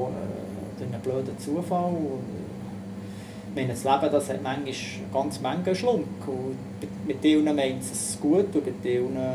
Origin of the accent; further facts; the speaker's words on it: Zürich, Switzerland; Du musst sehen, dort, wo ich aufgewachsen bin, mein Vater hat im Sozialen gearbeitet, also per se überhaupt kein Handwerk. In meiner Jugendzeit, wir haben von geistig Behinderten über äh, psychisch Behinderten, dann zumal in meiner Jugend Schletten und Platzspitze in Zürich aktuell gesehen.